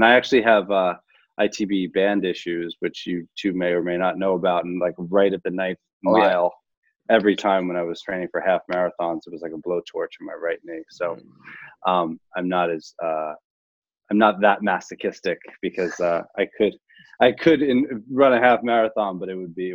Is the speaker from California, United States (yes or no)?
no; Long Island, New York, United States; I grew up in Long Island